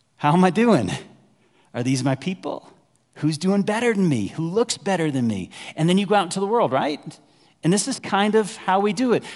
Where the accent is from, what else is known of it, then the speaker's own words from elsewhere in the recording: Dallas, Texas, United States; moved away as an adult; also born or lived in Waco, Texas; now in Evergreen, United States; I grew up in North Dallas